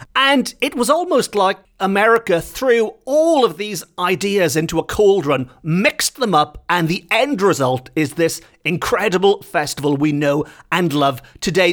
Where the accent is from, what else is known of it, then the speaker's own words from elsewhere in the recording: Welsh, Wales, United Kingdom; as much as I love being Welsh